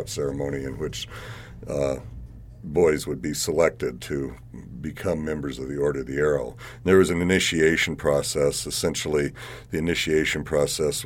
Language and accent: English; Rapid City, South Dakota, United States; that was where I was raised in West Rapid